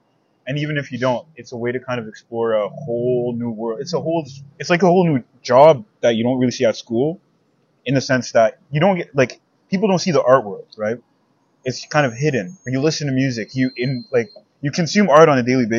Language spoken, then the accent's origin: English; Ottawa, Ontario, Canada; I'm from Ottawa